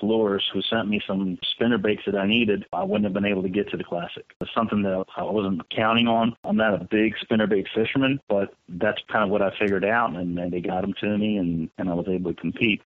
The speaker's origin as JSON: {"language": "English", "town": "Ocean City", "region": "Maryland", "country": "United States", "tie": "born or raised there", "said": "I grew up here in Ocean City"}